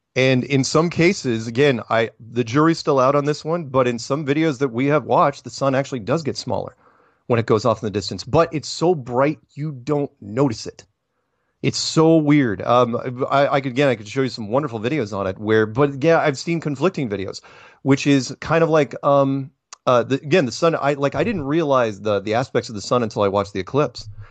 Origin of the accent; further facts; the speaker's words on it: United States; I'm an American